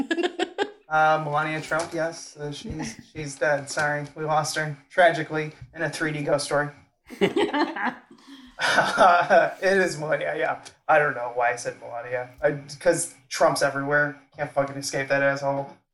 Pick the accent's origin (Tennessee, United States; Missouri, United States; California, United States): Missouri, United States; St. Louis; I'm from St. Louis